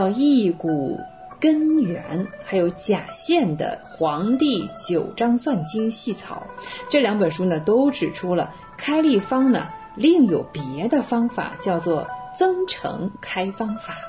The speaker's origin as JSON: {"language": "Chinese", "country": "China", "said": "但对我们中国人而言呢，在元代就已经推广到了四元联立高次方程式的解法"}